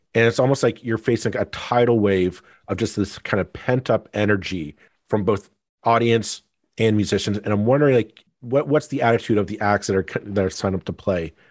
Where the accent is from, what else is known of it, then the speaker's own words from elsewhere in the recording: Burlington, Ontario, Canada; I grew up in Burlington